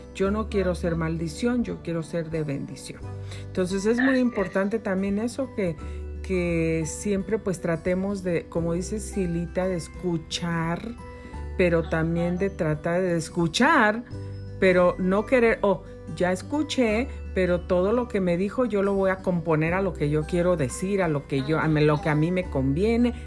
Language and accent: Spanish; Mexico; now in United States; yo soy yo nací en México, yo soy mexicana, soy ciudadana americana naturalizada, pero yo nací en México